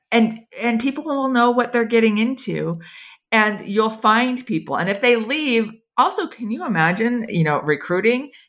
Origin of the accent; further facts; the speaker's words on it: United States; moved away as an adult; now in Switzerland; as an American